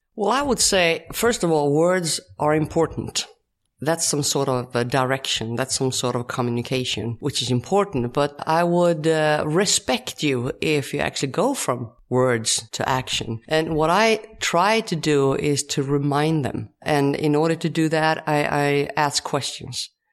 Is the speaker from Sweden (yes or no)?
yes; Ulricehamn, Västra Götaland, Sweden; English is a second language; also born or lived in Falköping, Sweden / Rome, Italy; I come from Sweden.